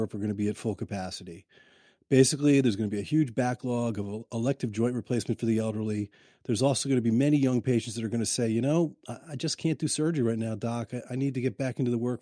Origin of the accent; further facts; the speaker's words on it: Baltimore, Maryland, United States; you and I grew up together in Baltimore for most of our lives